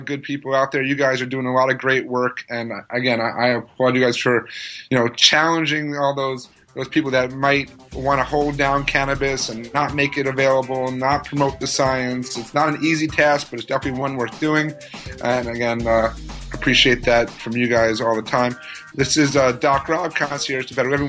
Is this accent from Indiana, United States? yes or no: no; New York, United States; I'm being a New Yorker myself